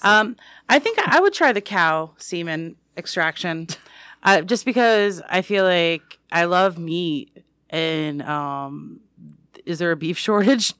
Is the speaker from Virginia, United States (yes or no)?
no; New York, United States; moved away as an adult; also born or lived in Pittsburgh; now in Michigan, United States; I'm from New York. I live in Michigan